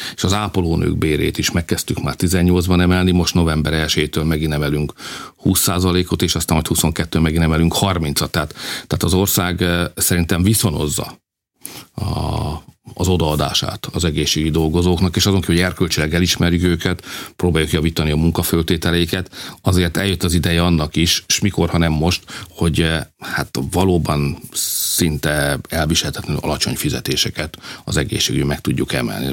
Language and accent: Hungarian; Hungary; mi magyarok vagyunk